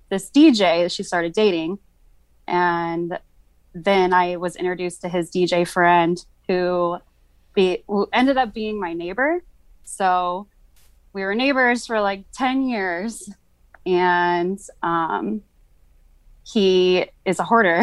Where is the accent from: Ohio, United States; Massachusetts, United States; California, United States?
California, United States; moved away as an adult; I'm from California